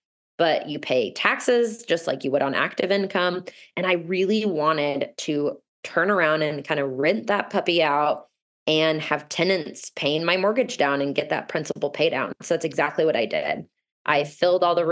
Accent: Overland Park, Kansas, United States; moved away as an adult; also born or lived in Denver, Colorado; my hometown, Overland Park, Kansas

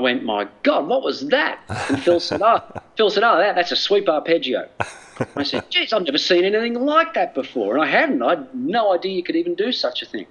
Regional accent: Australia; moved away; also born or lived in United States; I'm an Australian. All my family are here

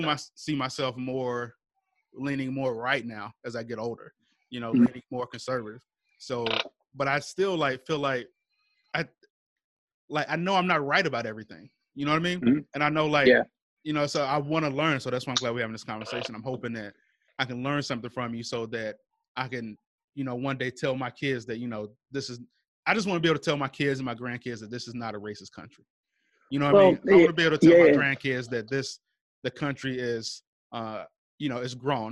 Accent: the South, United States; we come from the South, we come from a state with a racist history

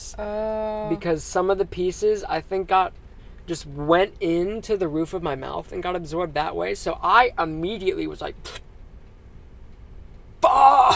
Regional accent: Dayton, Ohio, United States; I'm from Dayton, Ohio.

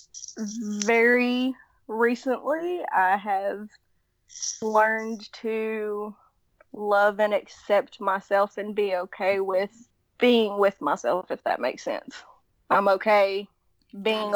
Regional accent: Tennessee, United States; accent: Southern; We're from Tennessee.

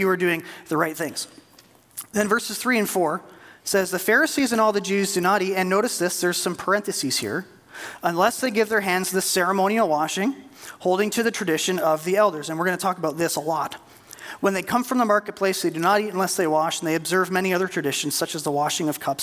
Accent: Canada; as a Canadian

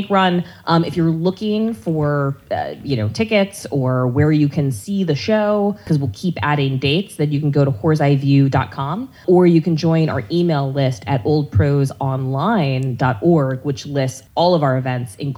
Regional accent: North Carolina, United States; I grew up in the Bible Belt, you know, North Carolina on military bases

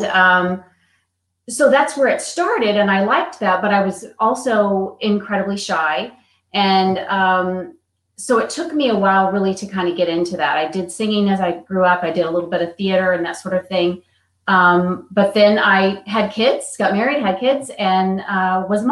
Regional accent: East Texas, United States; also born or lived in Atlanta; now in Dallas, United States; So I am from Texas, originally East Texas, where I grew up

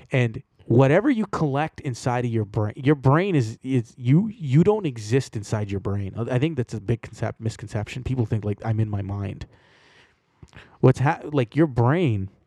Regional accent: Toronto, Ontario, Canada; I grew up around Jamaicans in Toronto.

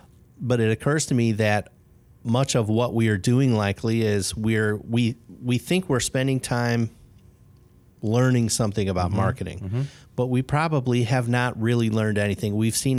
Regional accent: Chicago, Illinois, United States; also born or lived in Bloomington, Indiana; I was born in Bloomington, and then I spent 23 years in Chicago.

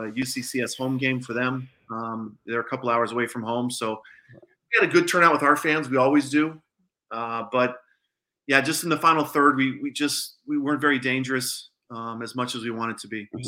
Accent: Colorado, United States; now in Texas, United States; I'm from Colorado

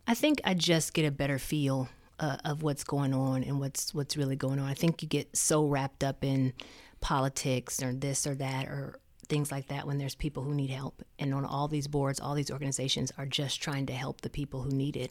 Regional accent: Muncie, Indiana, United States; moved away as an adult; also born or lived in Charlotte, North Carolina; I'm from Muncie, you know, the small town

